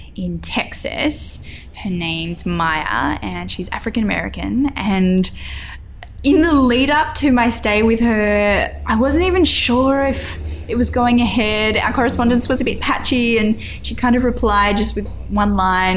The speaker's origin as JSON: {"language": "English", "town": "Grafton", "region": "New South Wales", "country": "Australia", "tie": "born or raised there", "also_born_or_lived": "Lismore, New South Wales / Coffs Harbour, New South Wales", "moved": "as an adult", "said": "growing up in Grafton with a population of about 17,000"}